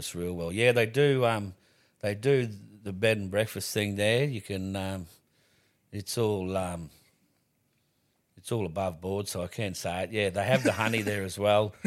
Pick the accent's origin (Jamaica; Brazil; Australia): Australia; I'm the …